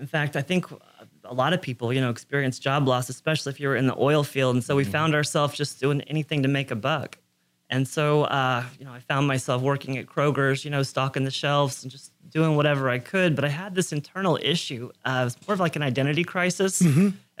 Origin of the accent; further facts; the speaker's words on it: Magnolia, United States; Magnolia. Yeah. Joined the Navy at 17.